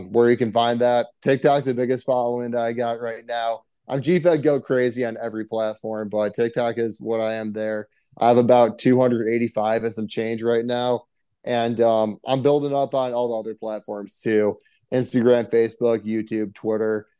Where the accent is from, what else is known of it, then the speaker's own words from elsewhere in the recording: Lansing, Michigan, United States; moved away as an adult; also born or lived in Washington State; now in Chicago, United States; I grew up in Lansing, Michigan